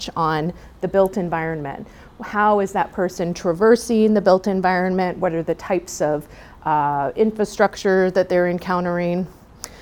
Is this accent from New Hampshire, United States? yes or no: no; San Juan Capistrano, California, United States; I was born and raised in San Juan Capistrano, down in South Orange County.